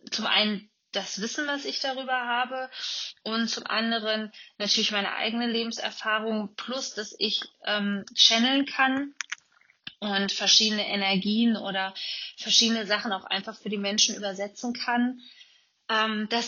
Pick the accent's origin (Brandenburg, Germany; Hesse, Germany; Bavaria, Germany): Hesse, Germany; Kassel; ich komme ja aus, aus Nordhessen ähm, bin geboren in Kassel